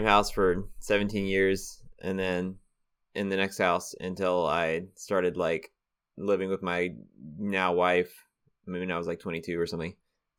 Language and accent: English; Greenville, United States; tell Greenville exactly is my hometown. Live. Yes, I live in Greenville.